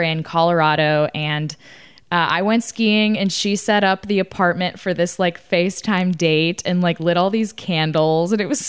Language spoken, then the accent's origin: English; Italy; We've been to Florence and Rome. And that's it. I have so many places in my home country to go to.